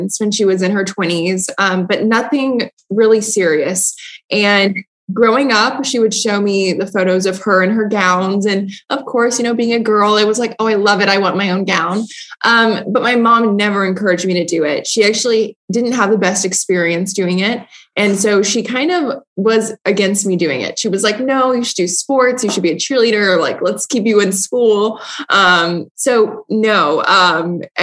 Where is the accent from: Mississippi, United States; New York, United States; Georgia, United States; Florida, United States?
Georgia, United States; Atlanta; I grew up in Atlanta, Georgia, where I still live.